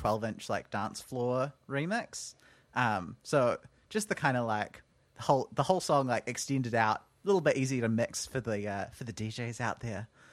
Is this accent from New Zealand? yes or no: yes; Auckland, New Zealand; also born or lived in Wellington; I grew up on the North Shore, and then as quickly as I could, I moved out of the North Shore and into town